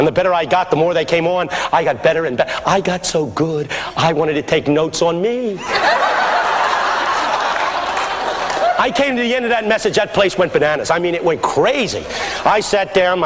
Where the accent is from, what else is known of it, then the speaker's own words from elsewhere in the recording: Philadelphia, Pennsylvania, United States; I grew up in West Philadelphia